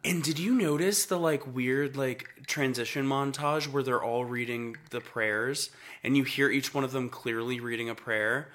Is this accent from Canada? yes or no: no; Atlanta, Georgia, United States; I grew up in Atlanta